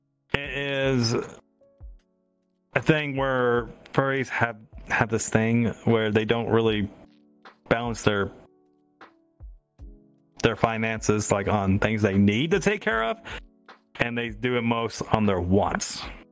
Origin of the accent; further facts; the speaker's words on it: the South, United States; accent: southern; I'm adding my southern accent to poutine.